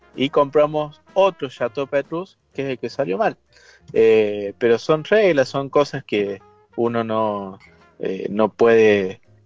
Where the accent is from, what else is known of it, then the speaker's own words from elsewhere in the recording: Traslasierra, Córdoba, Argentina; muy cerquita de mi pueblo natal